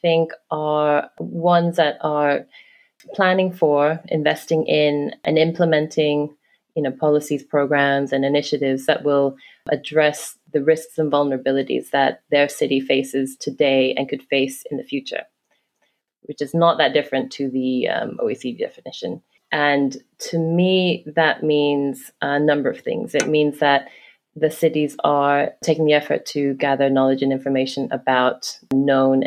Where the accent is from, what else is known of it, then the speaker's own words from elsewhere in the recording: Hong Kong; also born or lived in London; now in New York City, United States; I grew up in Hong Kong. I lived in London for almost 10 years and then almost the same time in New York City